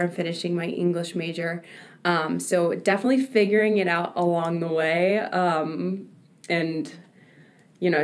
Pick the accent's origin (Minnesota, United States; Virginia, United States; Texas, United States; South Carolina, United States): Virginia, United States; Virginia Beach; I am from Virginia Beach, Virginia